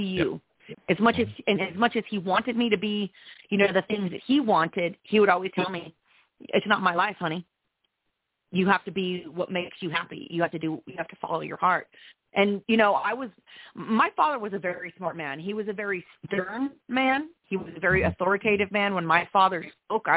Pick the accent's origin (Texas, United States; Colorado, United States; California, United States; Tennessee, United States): Colorado, United States; Trinidad; I'm from small town Colorado. I was raised in Trinidad, Colorado.